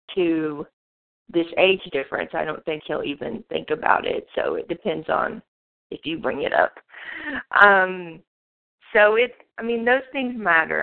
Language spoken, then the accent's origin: English; Monticello, Arkansas, United States; also born or lived in Washington, D.C.; I am originally from Monticello, Arkansas